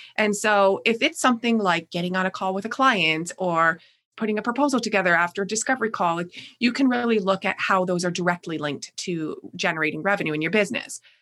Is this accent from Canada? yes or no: yes; Canada; accent: Canadian; also born or lived in Niagara Falls, Ontario; you'll probably hear quickly in my voice, but I am Canadian. And so I live in Niagara Falls, Ontario